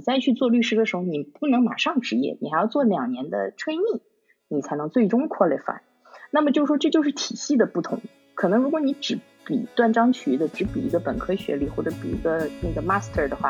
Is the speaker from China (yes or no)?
yes; China; now in United Kingdom; 比如说，就像你我他，我们其实是中国人，我们在中国长大的。